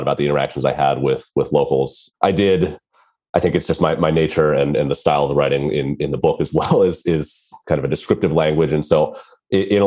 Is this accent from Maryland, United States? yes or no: yes; Maryland, United States; I grew up in the States on the East Coast in Maryland, which is near Washington, D.C.